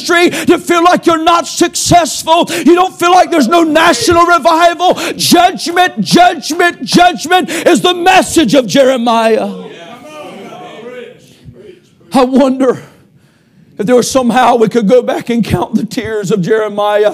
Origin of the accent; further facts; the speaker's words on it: United States; I'm an American, but I'm a Christian first